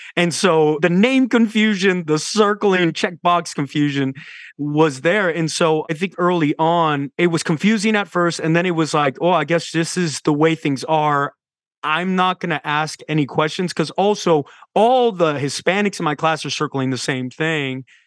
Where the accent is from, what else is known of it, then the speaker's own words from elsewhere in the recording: San Antonio, Texas, United States; I was raised in South Texas in San Antonio, San Antonio, Texas